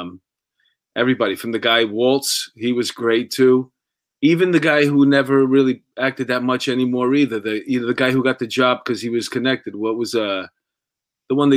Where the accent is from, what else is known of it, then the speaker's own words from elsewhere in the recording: New York City, New York, United States; I was this kid from Astoria, like a tough kid